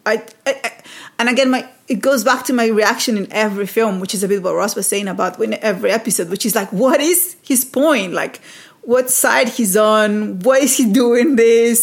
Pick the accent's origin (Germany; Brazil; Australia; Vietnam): Brazil; moved away; I grew up in Brazil